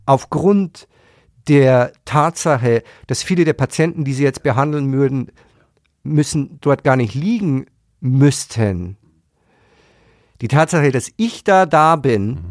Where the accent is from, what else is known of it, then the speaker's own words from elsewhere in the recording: Germany; wir haben ja als Deutsche